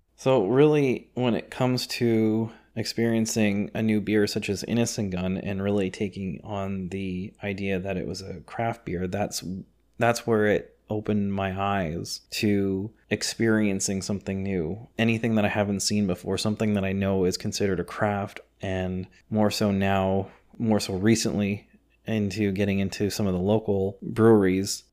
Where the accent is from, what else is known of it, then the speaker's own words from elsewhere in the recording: Canada; I'm of Scottish descent, third generation Canadian